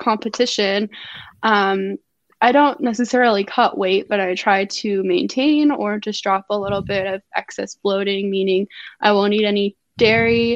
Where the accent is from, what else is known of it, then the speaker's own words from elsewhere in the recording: Georgia, United States; I'm from Georgia and I have Atlanta driving experience